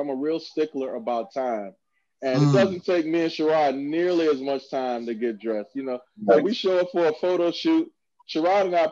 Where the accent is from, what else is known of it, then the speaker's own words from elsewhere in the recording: Hampton, Virginia, United States; We are from Hampton, Virginia